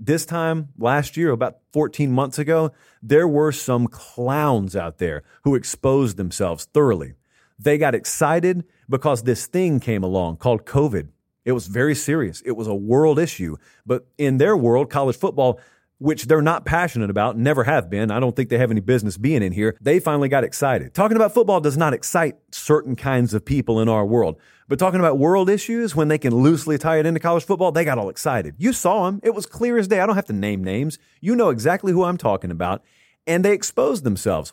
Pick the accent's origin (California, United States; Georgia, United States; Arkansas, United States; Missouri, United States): Georgia, United States; I'm from Georgia